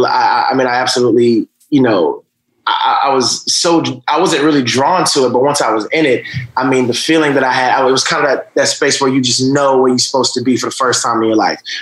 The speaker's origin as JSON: {"language": "English", "town": "Atlanta", "region": "Georgia", "country": "United States", "tie": "born or raised there", "also_born_or_lived": "Augusta, Georgia", "said": "Georgia, right outside of Atlanta. I was born in Augusta. My mom moved to uh, Atlanta when I, I, think I was about four. And uh, so that's that's where I grew up in. I mean, you know, grew up in, in, in a regular, you know, black household, you know, a single parent situation."}